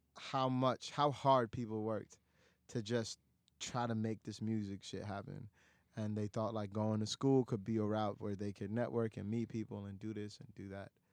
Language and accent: English; New York City, New York, United States; also born or lived in Dhaka, Bangladesh; I moved to, you know, lower income apartments in Astoria. Six people, one bedroom